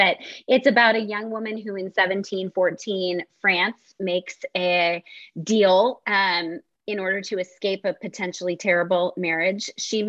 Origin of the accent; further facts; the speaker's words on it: Philadelphia, Pennsylvania, United States; I'm from Philly.